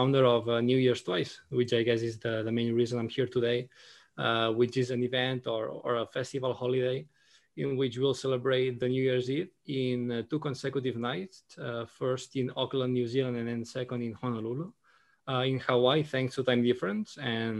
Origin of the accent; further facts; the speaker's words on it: Barcelona, Catalonia, Spain; now in Singapore; I'm from Barcelona. I now currently live in Singapore. I'm here an expat.